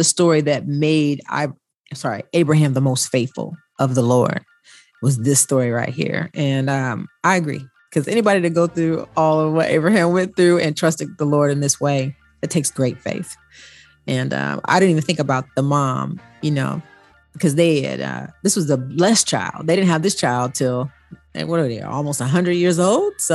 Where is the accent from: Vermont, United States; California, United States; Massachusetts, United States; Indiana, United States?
Indiana, United States; moved away as an adult; also born or lived in Atlanta, Georgia; now in Chicago, United States; My family's from Georgia. I was born in Indiana